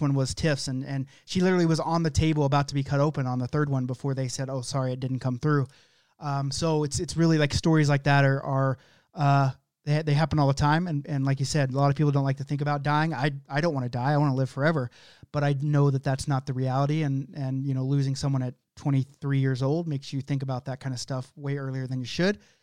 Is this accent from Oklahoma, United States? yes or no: yes; Oklahoma, United States; That's just how I say it, 'cause I'm from Oklahoma.